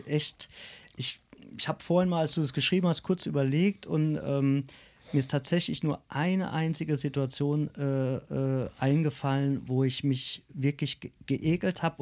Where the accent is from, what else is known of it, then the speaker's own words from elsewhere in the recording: Grünstadt, Rhineland-Palatinate, Germany; bin in Grünstadt geboren, ich bin der Pfälzer